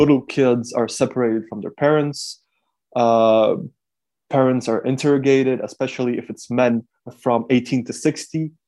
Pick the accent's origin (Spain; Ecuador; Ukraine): Ukraine; Kyiv; I'm from Kyiv. I was born in Kyiv. I lived nearly all my life in Kyiv.